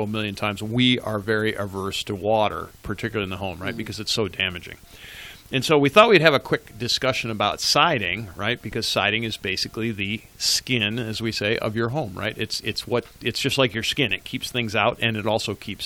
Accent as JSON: {"language": "English", "region": "Western New York", "country": "United States", "tie": "born or raised there", "said": "I grew up in Western New York"}